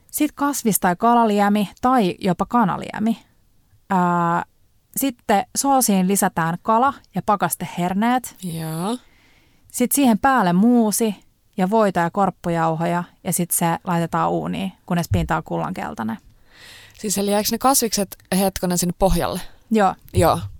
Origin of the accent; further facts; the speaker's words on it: Tampere, Pirkanmaa, Finland; Mä oon Mansasta siellä... kotosin